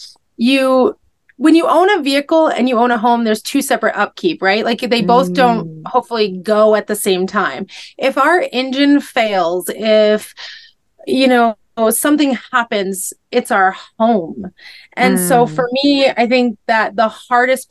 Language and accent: English; Maine, United States; moved away; I've born and raised in Maine